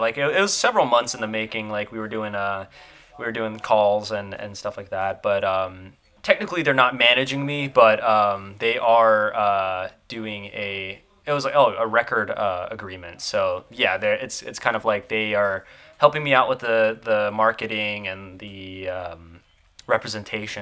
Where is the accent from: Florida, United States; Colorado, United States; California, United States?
Florida, United States; accent: Southern twang; growing up in Florida, which is like one of the best places you could go and fish